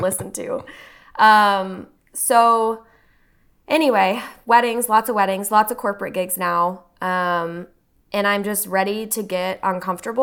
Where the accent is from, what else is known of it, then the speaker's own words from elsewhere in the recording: Texas, United States; now in Austin, United States; I grew up here for twenty years before I went off to school, you know, and I didn't wanna come back to my hometown.